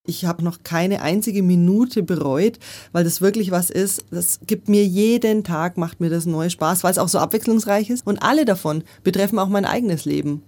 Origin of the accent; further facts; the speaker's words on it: Nuremberg, Bavaria, Germany; moved away as an adult; now in Munich, Germany; Nürnberg, wo ich herkomme